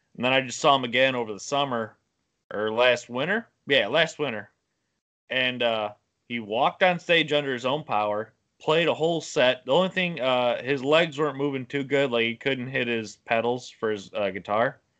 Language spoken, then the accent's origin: English; Illinois, United States; I'm from up here in Illinois